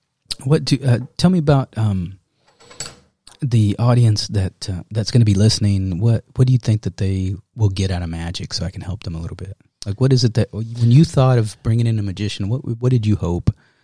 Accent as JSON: {"language": "English", "town": "Dallas", "region": "Texas", "country": "United States", "tie": "born or raised there", "said": "I grew up in Oak Cliff."}